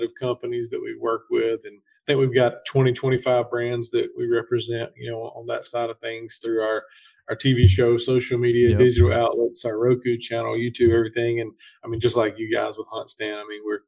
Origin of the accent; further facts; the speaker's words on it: South Georgia, United States; I'm from, grew up in South Georgia, still live in South Georgia.